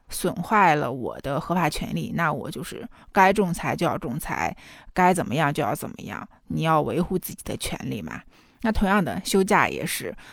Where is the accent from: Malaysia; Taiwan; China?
China; 我们中国人之所以会有请假羞耻这个焦虑吧